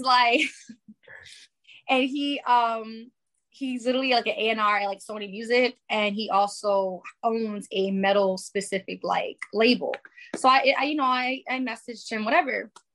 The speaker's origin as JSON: {"language": "English", "town": "New York City", "region": "New York", "country": "United States", "moved": "yes", "said": "I was living in New York at the time because I'm from the Bronx."}